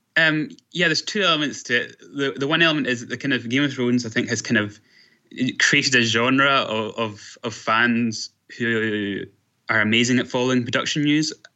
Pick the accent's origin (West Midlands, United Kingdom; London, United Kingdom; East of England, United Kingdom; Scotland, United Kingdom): Scotland, United Kingdom; I am from Scotland